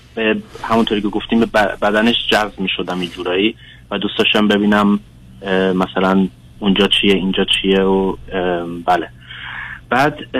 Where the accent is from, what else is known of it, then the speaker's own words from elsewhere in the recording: Germany; فارسیم صد درصد نیست من آلمان به دنیا اومدم